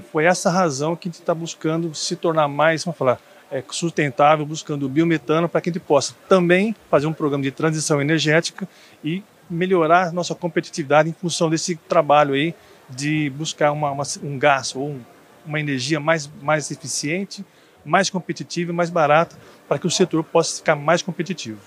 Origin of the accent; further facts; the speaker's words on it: São Carlos, São Paulo, Brazil; also born or lived in Patos de Minas, Minas Gerais; E depois fui para São Carlos, onde eu cresci em São Carlos.